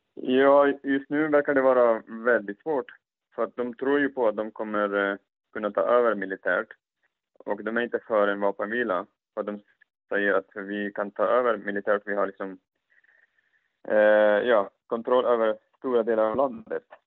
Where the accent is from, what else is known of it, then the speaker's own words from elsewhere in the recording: Afghanistan; moved away; Jag själv som afghan